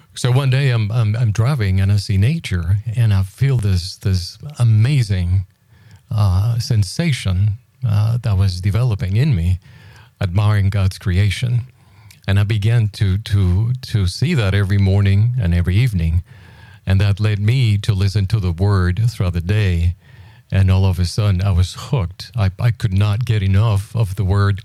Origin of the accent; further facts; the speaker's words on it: Puerto Rico; I was born in Puerto Rico a few years ago